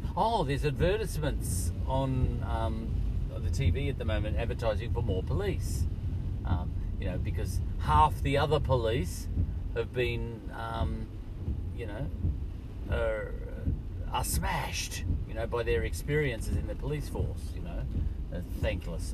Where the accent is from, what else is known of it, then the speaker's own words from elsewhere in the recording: Australia; I'm just Australian